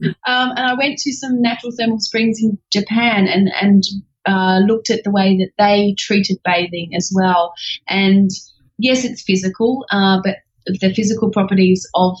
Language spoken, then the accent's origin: English; England, United Kingdom; accent: Australian; now in Australia; I'm actually English, so that's the undertone that you can hear underneath my Australian accent.